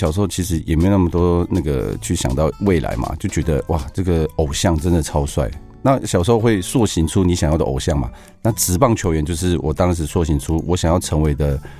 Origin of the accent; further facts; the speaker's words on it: Hualien, Hualien County, Taiwan; 因为我出生于花莲嘛，